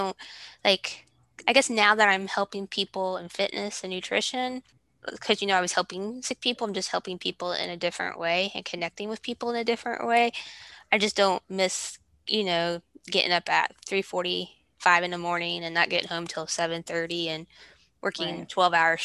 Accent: Ohio, United States; also born or lived in Kentucky; now in Georgia, United States; we're originally from Ohio. We lived in Kentucky for 10 years. And then we moved to Georgia about 2.5 years ago.

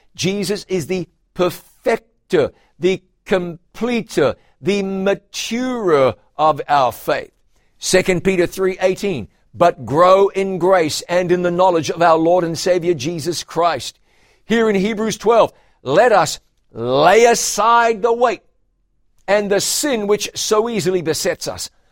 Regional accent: a town near Taupiri and Huntly, Waikato, New Zealand; my hometown

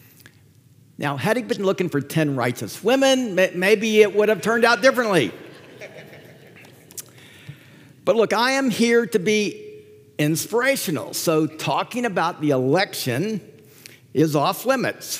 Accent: Atlanta, Georgia, United States; I grew up in Atlanta.

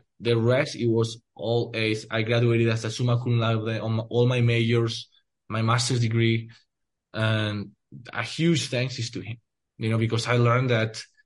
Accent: Spain; now in United States; when I grew up in Spain

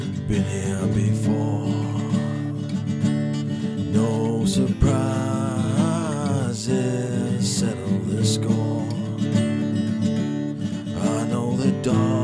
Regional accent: Ballarat, Victoria, Australia; Born and bred in Ballarat

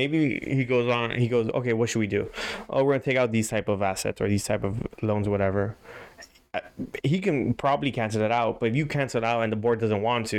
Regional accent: Miami, Florida, United States; we are from Miami

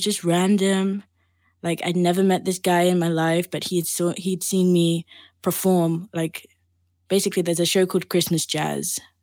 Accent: Barbados; moved away as an adult; now in London, United Kingdom; I grew up in the Caribbean, in the island of Barbados.

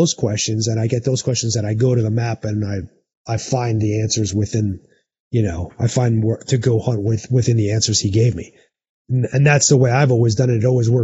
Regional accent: Arizona, United States; in my home state, if I draw an elk tag here in Arizona

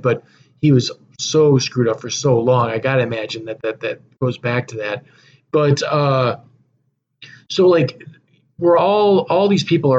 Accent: Frankfort, Illinois, United States; we grew up in the Frankfurt area.

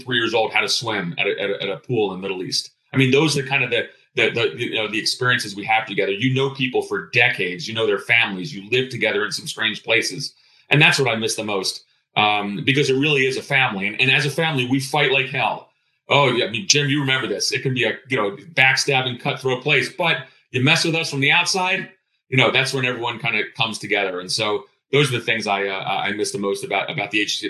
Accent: Greece; now in United States; I'm of Greek background. I was born in Greece.

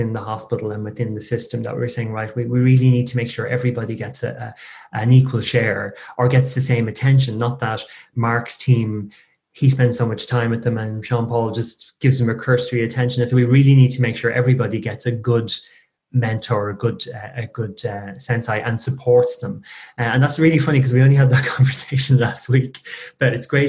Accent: Ireland; I tend to waffle on being very Irish.

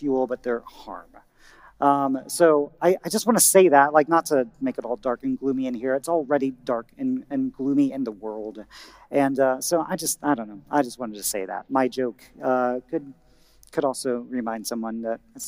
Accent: Indiana, United States; moved away; my home state, Indiana

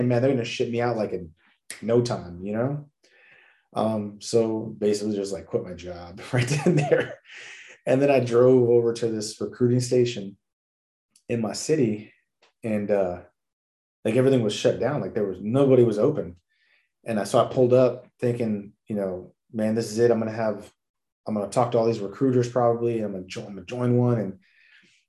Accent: National City, California, United States; now in Texas, United States; I grew up in National City, California. I usually say San Diego because nobody knows about National City

